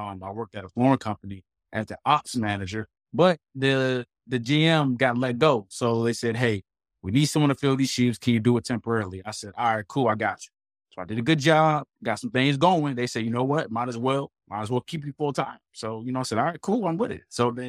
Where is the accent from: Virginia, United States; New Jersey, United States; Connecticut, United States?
Virginia, United States; Portsmouth; moved away as an adult; now in North Carolina, United States; Well, first, I'm from Virginia, raised in Portsmouth, the 757 area, close to the beach. Moved out to, you know, North Carolina, probably like 2013